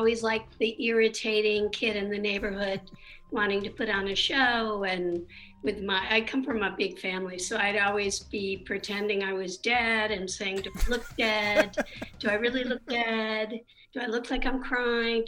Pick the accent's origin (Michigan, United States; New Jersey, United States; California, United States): Michigan, United States; moved away as an adult; also born or lived in Chicago / New York; now in Los Angeles, United States; I grew up in Michigan and I never had any, like, knew anybody in the business or anything